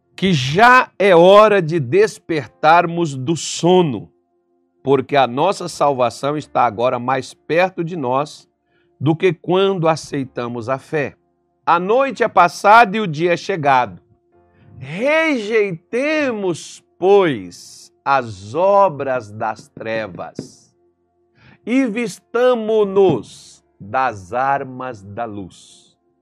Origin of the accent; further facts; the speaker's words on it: Minas Gerais, Brazil; Eu sou mineiro também